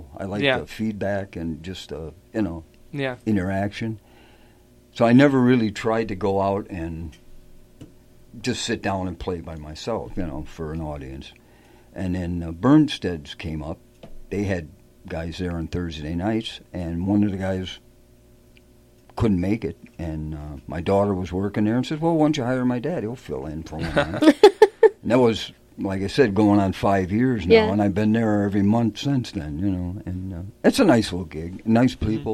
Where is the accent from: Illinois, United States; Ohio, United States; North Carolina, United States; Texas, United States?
Illinois, United States; moved away as an adult; I'm originally from Illinois